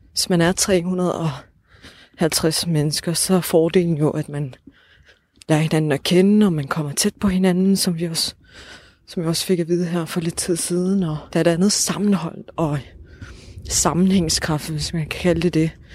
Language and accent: Danish; Odense, Southern Denmark, Denmark; altså vi er jo fra Odense